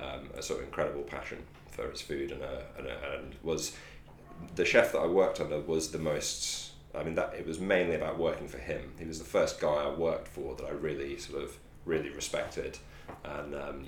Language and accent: English; Scotland, United Kingdom; moved away; also born or lived in London; I'm from Scotland originally